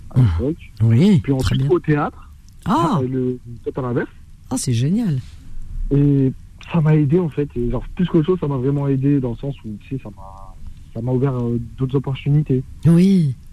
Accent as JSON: {"language": "French", "country": "Algeria", "lives_now": "France", "said": "Bah, moi, je suis algérien d'origine."}